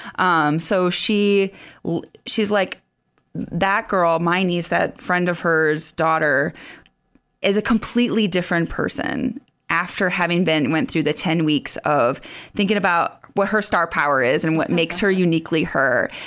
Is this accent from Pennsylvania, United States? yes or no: no; Sioux Falls, South Dakota, United States; moved away as an adult; also born or lived in West Africa; I grew up around the Sioux Falls area